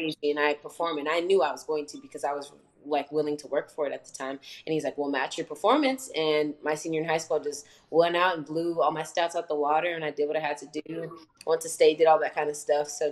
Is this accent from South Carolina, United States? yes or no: no; Frisco, Texas, United States; moved away as an adult; now in Nacogdoches, United States; I'm a third year here at SFA, and I grew up in Frisco, just regular suburban home.